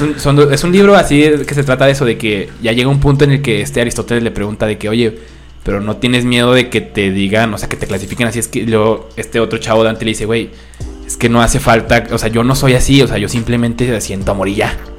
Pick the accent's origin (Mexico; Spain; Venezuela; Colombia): Mexico